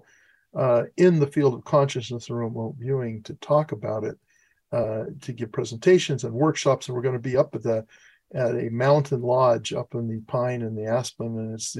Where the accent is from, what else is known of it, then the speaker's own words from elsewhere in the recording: La Grande, Oregon, United States; I was born in Oregon